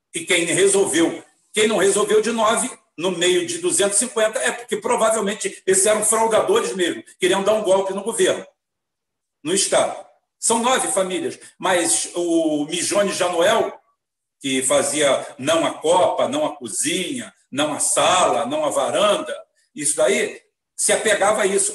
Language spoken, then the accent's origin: Portuguese; Rio de Janeiro, Brazil; Sou espanhol, sou galego, sou 100% branco, porque é uma característica minha, como poderia ser 100% negro, ou 50% ou isso, mas nasci aqui